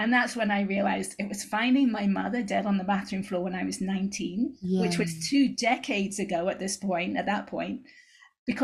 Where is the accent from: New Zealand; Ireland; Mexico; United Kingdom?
United Kingdom; England; moved away as an adult; now in United States; I moved out to the States from England when I was 21